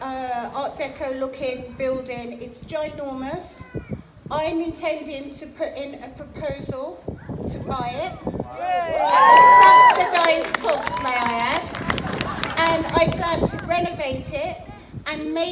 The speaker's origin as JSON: {"language": "English", "town": "Margate", "region": "South East England", "country": "United Kingdom", "tie": "born or raised there", "said": "When I grew up in Margate as a little girl, that was my library"}